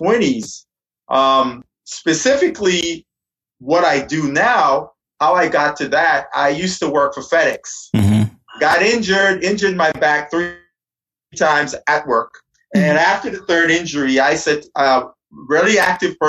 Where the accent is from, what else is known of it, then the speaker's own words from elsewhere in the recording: Guyana; moved away as an adult; now in United States; I'm originally from Guyana. When I came to the United States to go to university